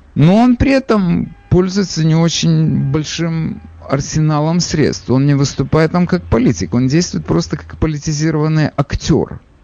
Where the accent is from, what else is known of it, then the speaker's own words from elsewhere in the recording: Odesa, Odesa Oblast, Ukraine; now in New York, United States; я же из Одессы